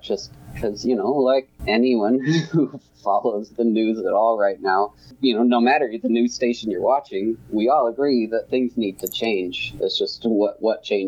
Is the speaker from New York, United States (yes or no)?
no; St. George, Utah, United States; I grew up in the St. George area